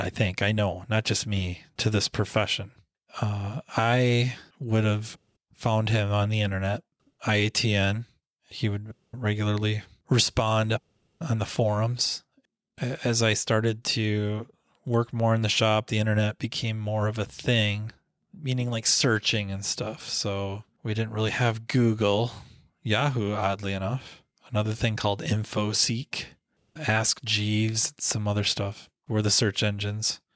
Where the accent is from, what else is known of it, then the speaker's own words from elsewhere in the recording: Minnesota, United States; I'm from Minnesota